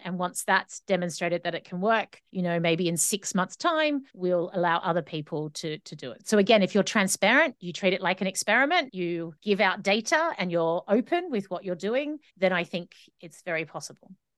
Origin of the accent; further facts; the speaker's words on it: Australia; now in Scotland, United Kingdom; I live in the U K, in Scotland, but I'm Australian, so I have an Australian passport.